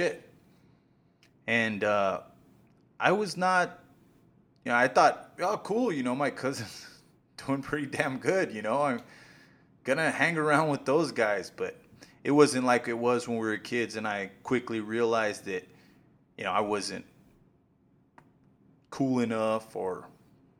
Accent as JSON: {"language": "English", "town": "Silver City", "region": "New Mexico", "country": "United States", "tie": "born or raised there", "moved": "yes", "lives_now": "Kansas City, United States", "said": "I was born in Silver City. I spent the majority of my childhood on Gold Street"}